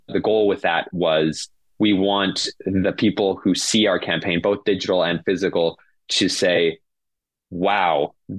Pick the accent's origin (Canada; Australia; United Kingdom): Canada; We really want our campaign to be accessible to everyone because we're Canadian